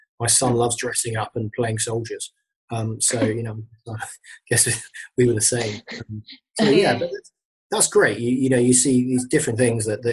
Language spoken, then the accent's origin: English; London, United Kingdom; I came from London originally